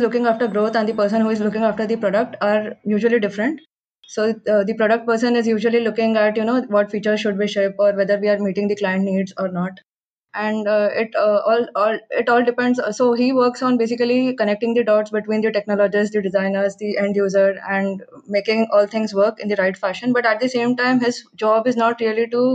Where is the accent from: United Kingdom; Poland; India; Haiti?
India; I'm definitely proud to come from this part of the world.